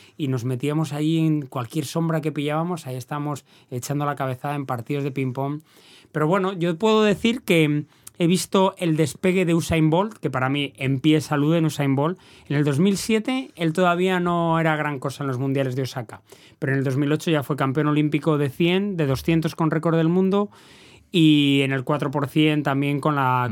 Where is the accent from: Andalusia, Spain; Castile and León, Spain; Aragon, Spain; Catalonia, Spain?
Castile and León, Spain; Valladolid; moved away as an adult; now in El Hierro, Spain; yo soy del barrio de las Delicias